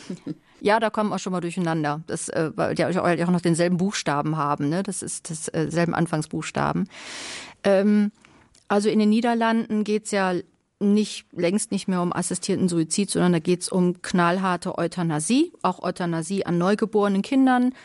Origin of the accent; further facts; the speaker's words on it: Carinthia, Austria; moved away; Ich komme ja aus Kärnten.